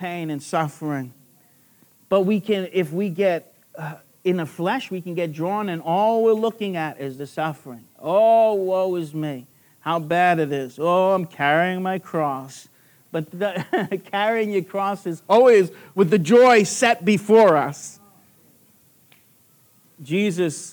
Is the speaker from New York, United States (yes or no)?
yes; New York, United States; accent: New York; moved away as an adult; now in Australia; My New York accent came out without leaving off the G at the end there